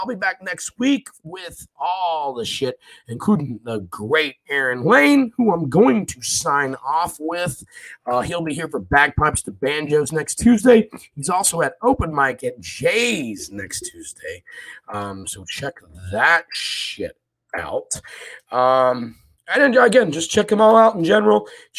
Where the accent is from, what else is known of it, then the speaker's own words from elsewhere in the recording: Scotland, United Kingdom; moved away; I am from Scotland. As most of you know, I did move here. And again, I've told you before, I'm a Catholic from the West Coast.